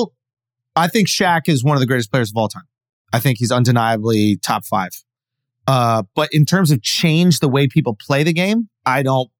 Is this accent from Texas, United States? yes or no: no; New York, United States; when I was growing up in New York